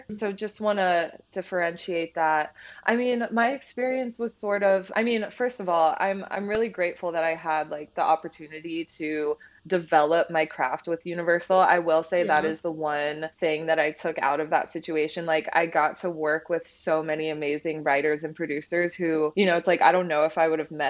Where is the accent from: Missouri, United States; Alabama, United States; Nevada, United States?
Nevada, United States; Las Vegas; also born or lived in New York; like I was just a girl who, like, I'm from Las Vegas, which there's not really like a music scene there.